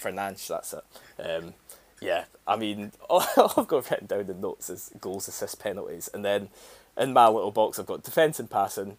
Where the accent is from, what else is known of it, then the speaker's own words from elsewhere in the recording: Scotland, United Kingdom; as a Scot